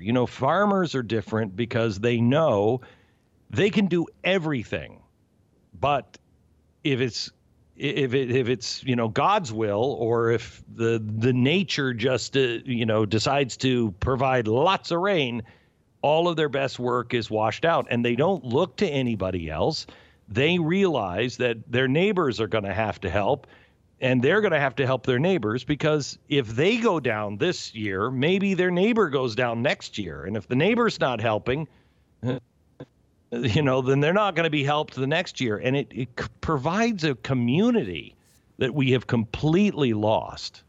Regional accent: New York, United States; moved away; I'm from New York

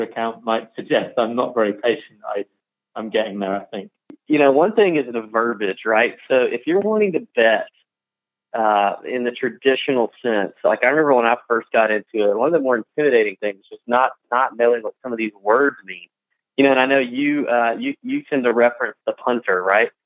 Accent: the South, United States; the two Southerners here with me and Pat talking slow and saying funny things

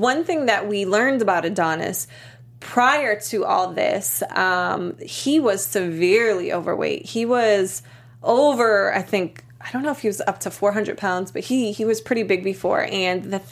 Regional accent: Boston, Massachusetts, United States; I'm from Boston

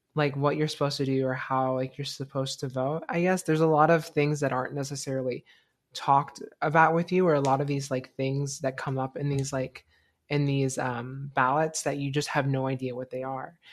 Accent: United States; I was born in America.

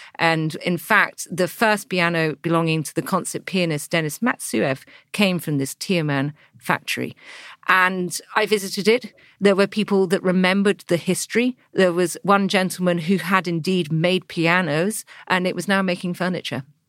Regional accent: England, United Kingdom; you turn up as an English girl

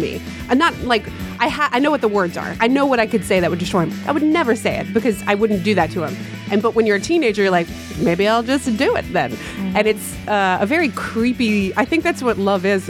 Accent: North Carolina, United States; we're both from North Carolina

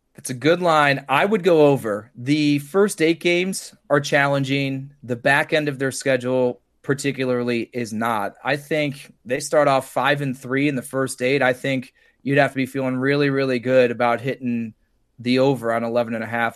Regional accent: Cleveland, Ohio, United States; I grew up in Cleveland

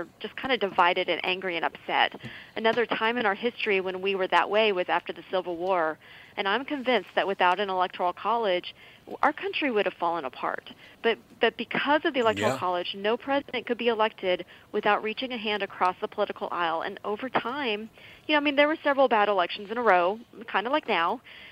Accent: Texas, United States; I'm from Texas

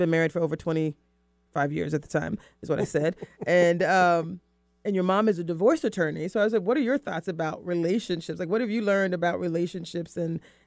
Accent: the South, United States; I'm from the South.

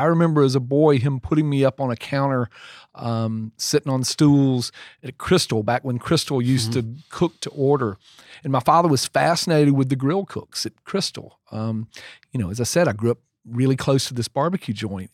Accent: Clinton, Georgia, United States; now in Oxford, United States; I'm from downstate from you, right around Macon, a little town called Clinton

